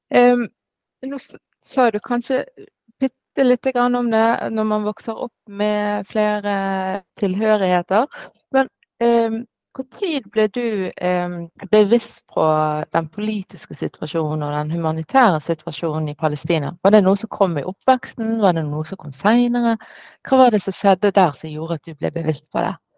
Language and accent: Norwegian; Norway; Jeg er født og oppvokst i Norge med sterke palestinske røtter